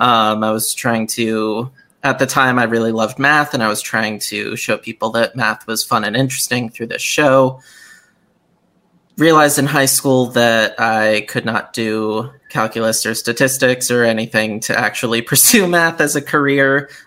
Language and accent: English; Bethel, Connecticut, United States; So, yeah, I grew up in Bethel, Connecticut, and I was never all that outdoorsy growing up.